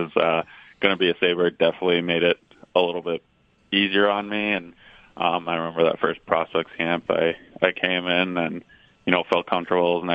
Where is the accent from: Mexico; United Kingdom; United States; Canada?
Canada; Toronto, Ontario; as a kid growing up in Toronto